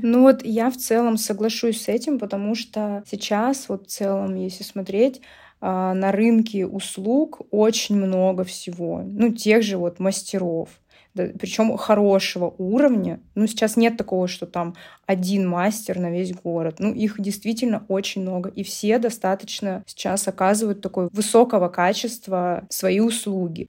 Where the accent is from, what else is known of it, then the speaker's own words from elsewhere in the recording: Novosibirsk, Novosibirsk Oblast, Russia; у меня даже была своя небольшая студия танцев в Новосибирске, откуда я родом